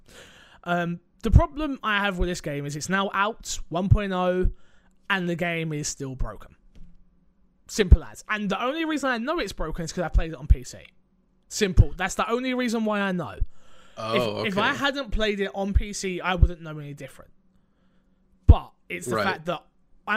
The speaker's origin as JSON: {"language": "English", "country": "United Kingdom", "said": "I'm British"}